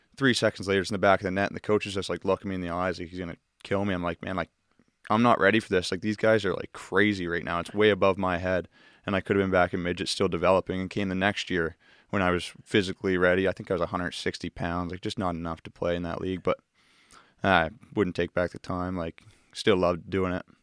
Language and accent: English; Enfield, Nova Scotia, Canada; I grew up in Enfield